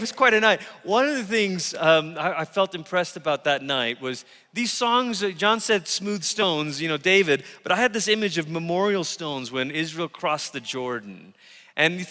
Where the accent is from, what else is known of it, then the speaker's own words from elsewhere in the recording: Malaysia; moved away as an adult; also born or lived in Tulsa, Oklahoma; I came from Malaysia, and I grew up around watching my parents pray for the sick in our living room